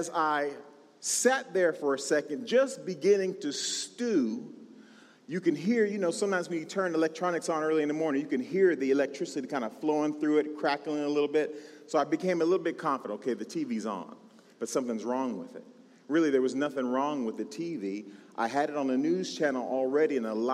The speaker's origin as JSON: {"language": "English", "region": "California", "country": "United States", "tie": "born or raised there", "said": "I was born and raised in California"}